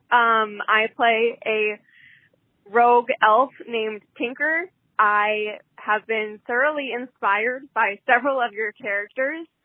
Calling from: Olympia, Washington, United States; I'm from Olympia

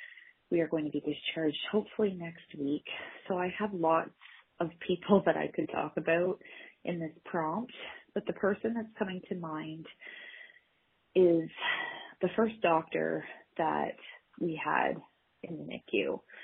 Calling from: Ontario, Canada; I'm calling from Ontario, Canada.

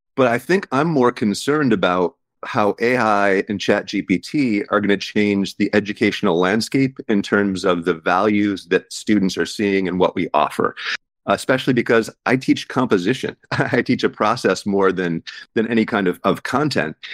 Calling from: Seattle, Washington, United States; I'm calling from Seattle

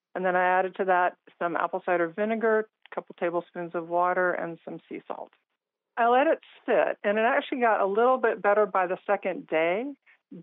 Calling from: Blacksburg, Virginia, United States; I'm calling from Blacksburg, Virginia.

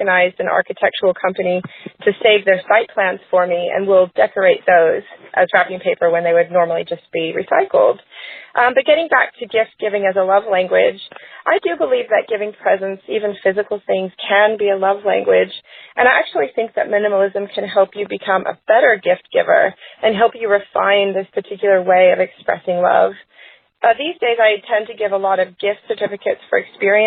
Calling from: Queensland, Australia; calling from Queensland, Australia.

